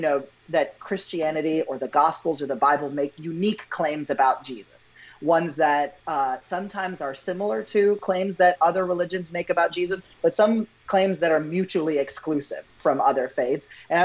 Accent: Pakistan; it's me affirming that there's absolutely nothing I hate or dislike about being Pakistani. I love that.

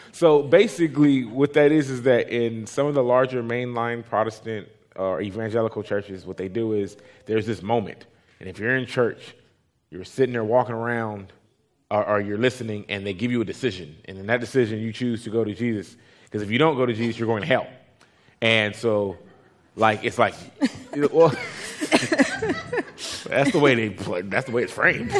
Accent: Compton, California, United States; also born or lived in Bay Area, California; the first 11 years of my life, I grew up in Compton, California

